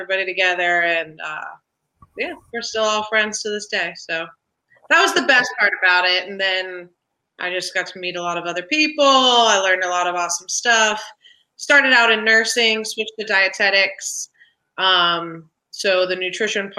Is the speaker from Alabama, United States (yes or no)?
no; Columbus, Ohio, United States; moved away as an adult; now in Cincinnati, United States; I grew up in Columbus, and then I moved to Cincinnati